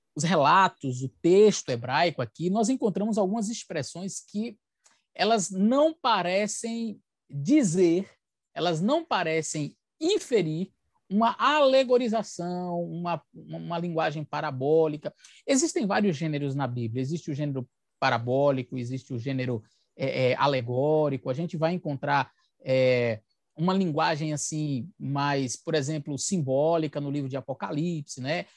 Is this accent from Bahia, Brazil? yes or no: yes; Bahia, Brazil; moved away as an adult; also born or lived in Aracaju, Sergipe; now in São Luís, Brazil; sou baiano, nasci no estado da Bahia, fui pastor ali por nove anos, depois fui para Aracaju, na capital sergipana, fiquei ali por dois anos e agora estou em São Luís, no Maranhão